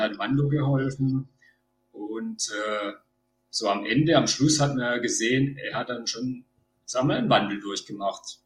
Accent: Baden-Württemberg, Germany; Ich komme aus Baden-Württemberg

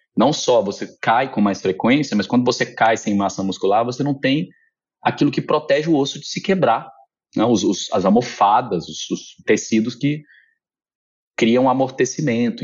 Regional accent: Minas Gerais, Brazil; eu sou mineiro

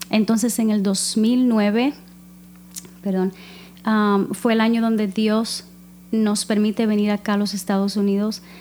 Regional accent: Cuba; now in United States; nosotras somos cubanas. Ah, okay. Sí, nacidas en Cuba, em, cristianas desde muy niñas.

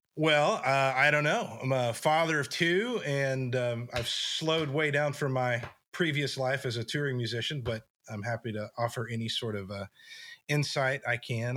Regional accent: West Texas, United States; moved away as an adult; also born or lived in Nashville; I grew up in West Texas, tiny little town

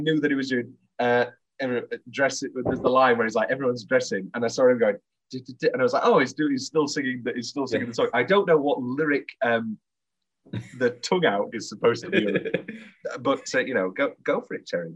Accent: United Kingdom; we're obviously British

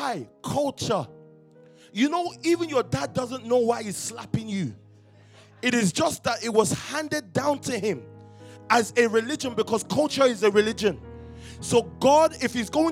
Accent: London, United Kingdom; We grew up in Stockwell

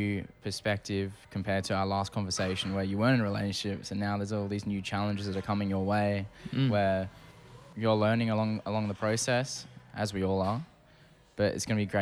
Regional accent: Perth, Western Australia, Australia; moved away as an adult; now in Toronto, Canada; I left my hometown of Perth

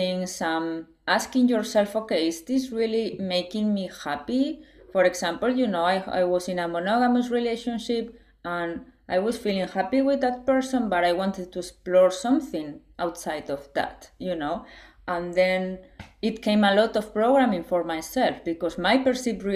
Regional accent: Spain; I was raised in Spain, and it's like conservative country in a way

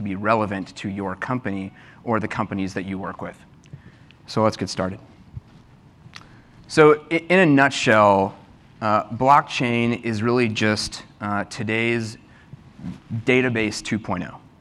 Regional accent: Texas, United States; moved away; I'm from Texas

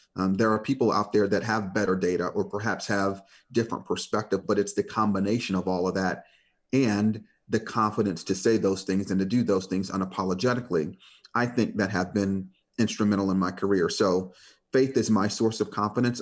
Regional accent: Detroit, Michigan, United States; I grew up in Detroit

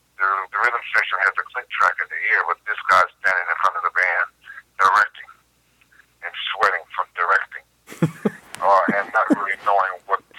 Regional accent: New York, United States; Whereas me, I was from New York.

